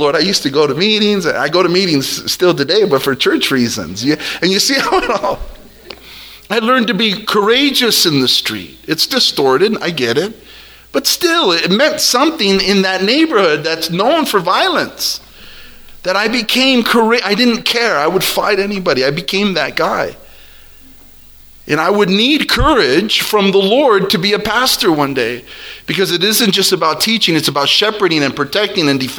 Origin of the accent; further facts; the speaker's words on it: El Monte, California, United States; I am a kid from El Monte